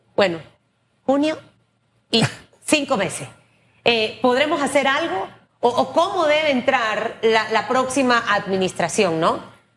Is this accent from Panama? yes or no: yes; Panama